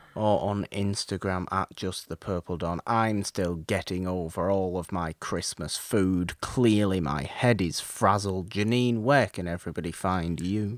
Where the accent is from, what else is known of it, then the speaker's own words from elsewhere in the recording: United Kingdom; me being British